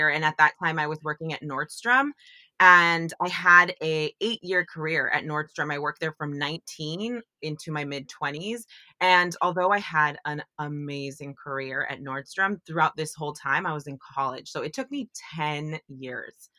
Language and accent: English; San Francisco Bay Area, California, United States; I grew up in the San Francisco Bay Area